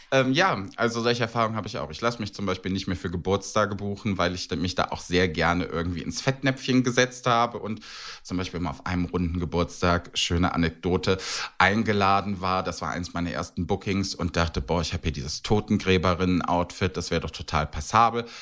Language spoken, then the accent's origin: German; Cologne, North Rhine-Westphalia, Germany; ich bin Kölner und ich kenne den Kölner Karneval